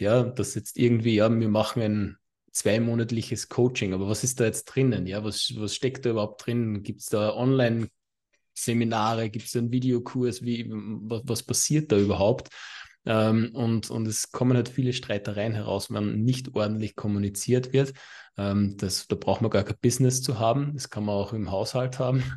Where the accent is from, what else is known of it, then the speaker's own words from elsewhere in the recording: Austria; bei uns in Österreich